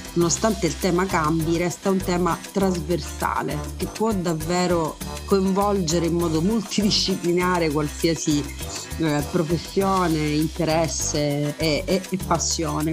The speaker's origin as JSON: {"language": "Italian", "town": "Messina", "region": "Sicily", "country": "Italy", "said": "da siciliana e da messinese"}